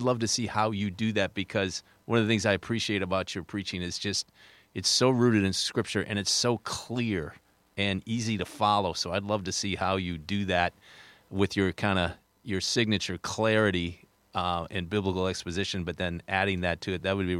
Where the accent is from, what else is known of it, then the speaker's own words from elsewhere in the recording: Minnesota, United States; accent: Long Island; I have a Long Island accent, and I grew up in Minnesota